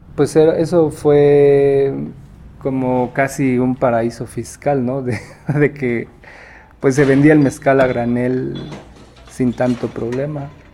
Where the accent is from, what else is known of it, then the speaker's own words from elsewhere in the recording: Oaxaca, Mexico; Yo nací aquí en, en la ciudad, en Oaxaca